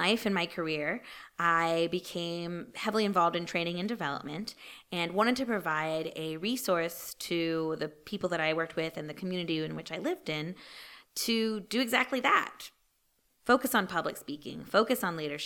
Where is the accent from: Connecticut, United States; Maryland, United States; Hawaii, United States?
Maryland, United States; Brunswick; moved away as an adult; also born or lived in North Carolina; grew up in Brunswick, Maryland, right across the river